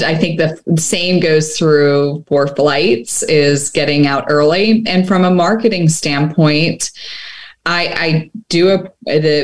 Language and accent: English; Bucks County, Pennsylvania, United States; now in Las Vegas, United States; I grew up in Pennsylvania, so Bucks County, Pennsylvania, about 45 minutes north of Philly